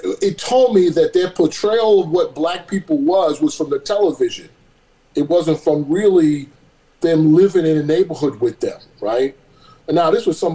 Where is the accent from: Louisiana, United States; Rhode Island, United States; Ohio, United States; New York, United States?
New York, United States; New York City; moved away as an adult; now in California, United States; I was raised in Brooklyn, went out to the suburbs, went to high school out there, went to college out there